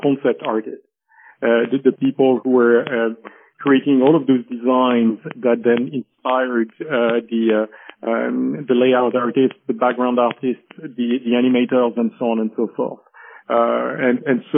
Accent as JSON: {"language": "English", "town": "Paris", "region": "Île-de-France", "country": "France", "tie": "born or raised there", "also_born_or_lived": "Geneva, Switzerland", "said": "I was born and raised in Paris"}